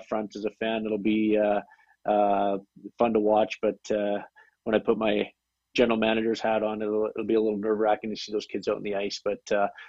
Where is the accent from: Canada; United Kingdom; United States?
Canada; homegrown, Canadian through and through